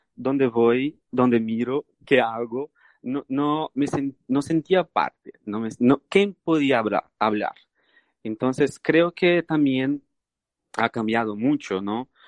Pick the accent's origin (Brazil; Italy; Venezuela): Brazil; Spanish is a second language; moved away; soy brasileño. Eh, nací en Brasil